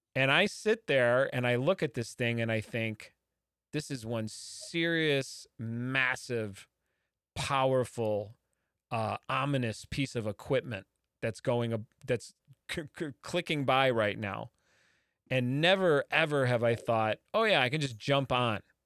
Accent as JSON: {"language": "English", "region": "Midwest", "country": "United States", "said": "a Midwesterner like myself"}